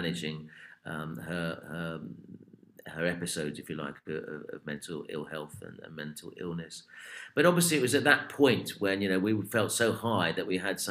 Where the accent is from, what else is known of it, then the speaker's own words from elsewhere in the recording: United Kingdom; we are British